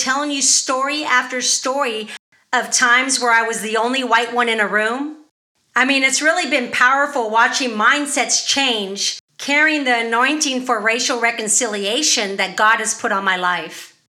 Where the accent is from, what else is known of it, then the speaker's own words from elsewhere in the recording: California, United States; moved away; Yeah, I'm not from the South. I actually was born and raised in California, so I definitely had a culture shock when I moved here.